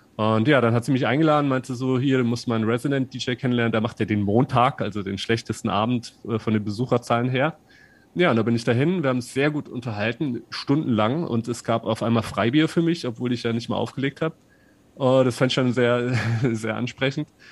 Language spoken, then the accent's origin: German; Saarland, Germany; unten im Saarland, wo ich herkomme